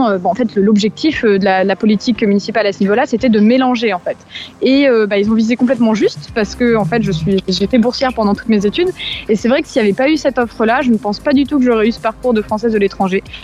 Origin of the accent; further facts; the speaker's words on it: France; moved away as an adult; c'est aussi pour ça que je suis française de l'étranger depuis 8 ans maintenant.